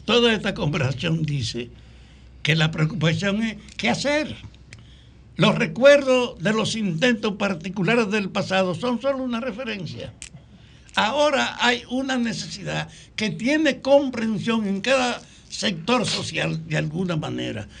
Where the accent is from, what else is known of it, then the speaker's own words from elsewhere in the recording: Salcedo, Hermanas Mirabal, Dominican Republic; en mi pueblo, en Salcedo